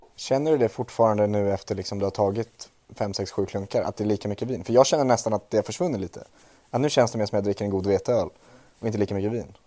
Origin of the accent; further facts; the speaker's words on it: Trollbäcken, Stockholm County, Sweden; från Trollbäcken, där jag är ifrån